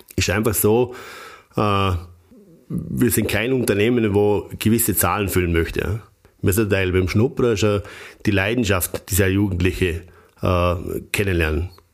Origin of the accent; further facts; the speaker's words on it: Bregenzerwald, Vorarlberg, Austria; für mich als, als Bregenzer Wälder